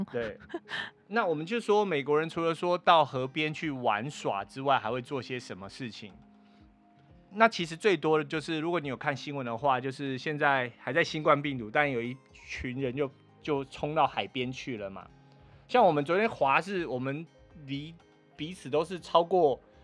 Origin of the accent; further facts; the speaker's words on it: Taiwan; 我们是从台湾来的